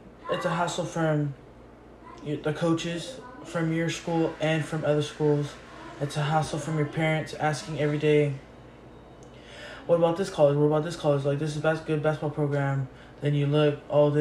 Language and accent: English; Santa Clara, California, United States; it was meant for me to end up in college in my hometown, Santa Clara